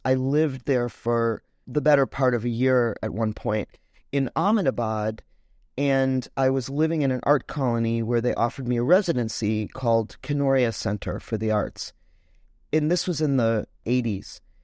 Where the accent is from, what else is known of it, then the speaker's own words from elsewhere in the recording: Chicago, Illinois, United States; also born or lived in Detroit, Michigan; now in New York, United States; I grew up in Chicago